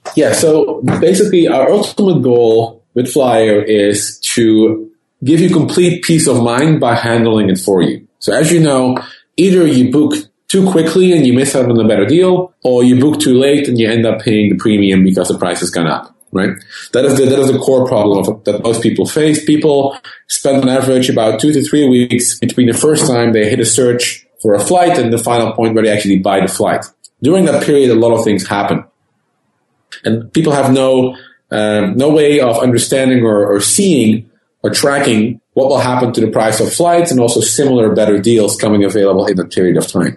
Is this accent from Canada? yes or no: no; Netherlands; moved away as an adult; now in California, United States; being born and raised in the Netherlands